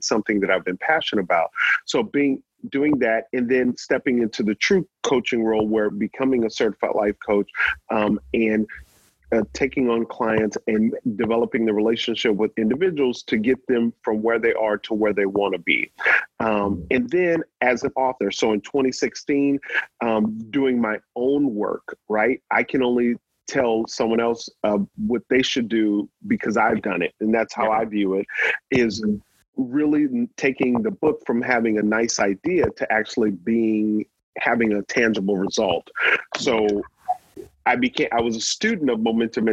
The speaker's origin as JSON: {"language": "English", "town": "New Orleans", "region": "Louisiana", "country": "United States", "tie": "born or raised there", "said": "I grew up in New Orleans"}